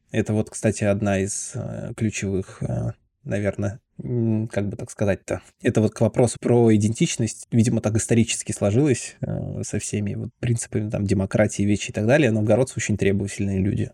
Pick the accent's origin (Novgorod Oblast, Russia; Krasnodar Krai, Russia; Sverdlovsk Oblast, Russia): Novgorod Oblast, Russia; Veliky Novgorod; я коренной новгородец. Я прям родился и как бы не пытался куда-то переехать, все равно живу здесь всю жизнь.